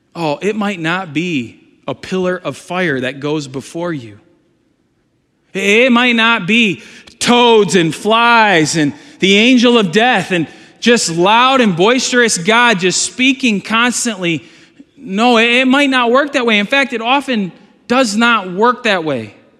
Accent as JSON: {"language": "English", "country": "United States", "said": "Am I American? Yes"}